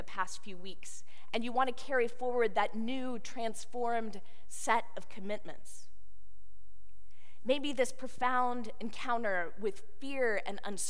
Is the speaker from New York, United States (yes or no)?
no; Houston, Texas, United States; moved away; the people of my hometown